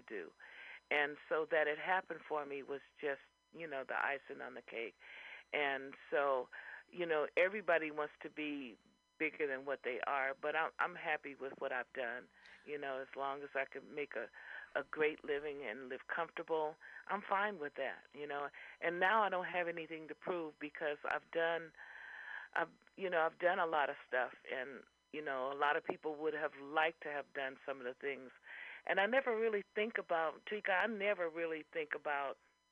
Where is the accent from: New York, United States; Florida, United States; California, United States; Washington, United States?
California, United States; Fresno; moved away as an adult; now in San Francisco Bay Area, United States; I came from the Valley, from Fresno, you know, halfway between here and Los Angeles